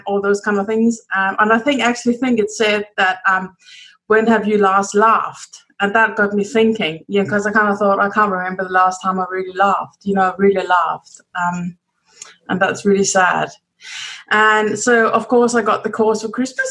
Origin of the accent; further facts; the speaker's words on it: Denmark; moved away as an adult; also born or lived in United Kingdom; I'm from Denmark. But I lived many years in the UK.